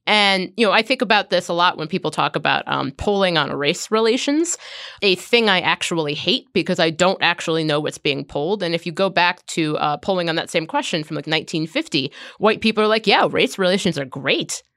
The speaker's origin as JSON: {"language": "English", "town": "Cincinnati", "region": "Ohio", "country": "United States", "tie": "born or raised there", "said": "I grew up in Cincinnati."}